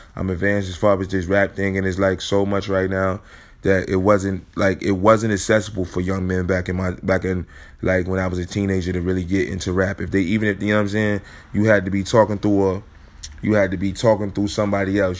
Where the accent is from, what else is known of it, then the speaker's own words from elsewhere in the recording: Chicago, Illinois, United States; moved away; I'm from Chicago